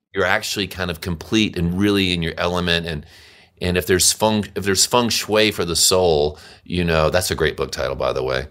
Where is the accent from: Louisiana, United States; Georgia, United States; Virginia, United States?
Louisiana, United States; Monroe; I grew up in Monroe, Louisiana